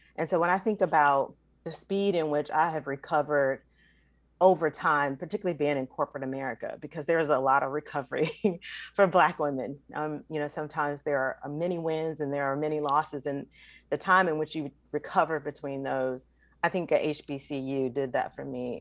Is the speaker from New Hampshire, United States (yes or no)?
no; North Carolina, United States; growing up in North Carolina